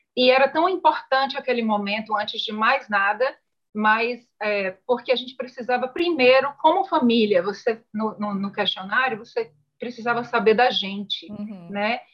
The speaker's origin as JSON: {"language": "Portuguese", "town": "Salvador", "region": "Bahia", "country": "Brazil", "moved": "as an adult", "lives_now": "Canada", "said": "eu venho de Salvador, sou baiana, estudei turismo é, na, Uni, na Unifax, Universidade de Salvador"}